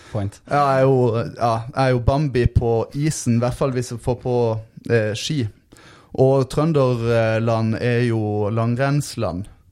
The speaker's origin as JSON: {"language": "Norwegian", "town": "Lyngdal", "region": "Agder", "country": "Norway", "tie": "born or raised there", "said": "jeg vokste opp i Lyngdal"}